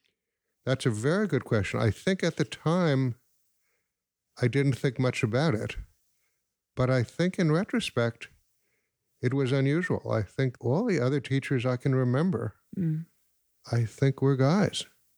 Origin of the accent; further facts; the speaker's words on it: Riverdale, New York, United States; now in Chicago, United States; in Chicago now. Graduated from Bronx Science in 1962. I grew up in Riverdale.